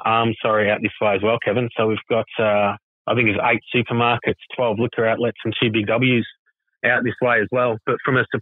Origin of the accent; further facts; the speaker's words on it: Croydon, Victoria, Australia; also born or lived in Brunswick / Wyndham Green / Manor Lakes; now in Point Cook, Australia; I grew up out in Croydon and then lived in Brunswick for a little while. And then, moved out into Wyndham Green, then Manor Lakes, and now in Point Cook.